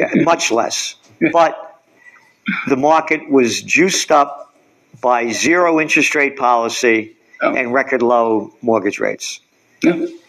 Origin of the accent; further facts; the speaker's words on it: United States; I am an American